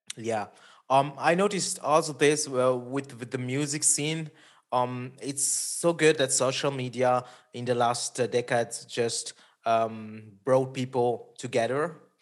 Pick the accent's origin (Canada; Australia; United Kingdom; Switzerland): Switzerland; first language Italian; English is a second language; I'm from Switzerland, middle of Europe.